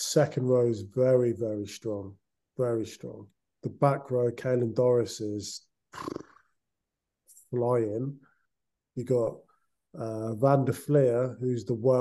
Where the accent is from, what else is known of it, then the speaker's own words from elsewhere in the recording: England, United Kingdom; as an Englishman